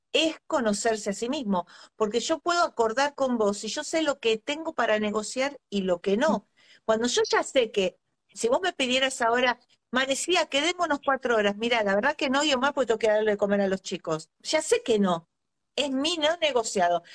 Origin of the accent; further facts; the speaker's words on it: Argentina; soy argentina